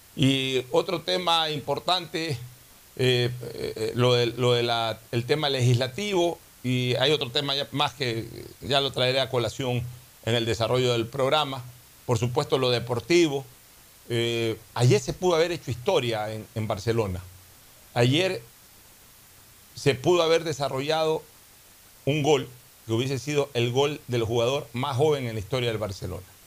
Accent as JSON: {"language": "Spanish", "town": "Guayaquil", "region": "Guayas", "country": "Ecuador", "said": "como guayaquileño"}